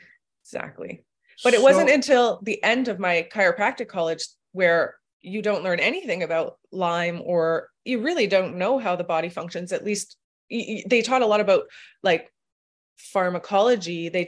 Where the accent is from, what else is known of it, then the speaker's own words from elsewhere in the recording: Toronto, Ontario, Canada; I grew up in Toronto. I finished Western